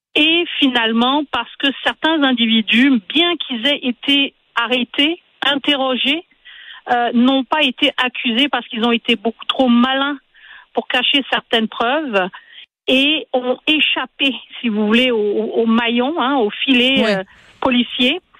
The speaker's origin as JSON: {"language": "French", "region": "Quebec", "country": "Canada", "said": "chez nous au Québec"}